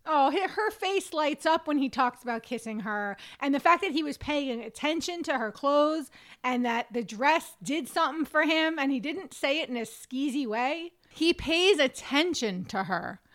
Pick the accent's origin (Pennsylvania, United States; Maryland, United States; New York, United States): New York, United States; I'm a New Yorker and I'm a quarter Italian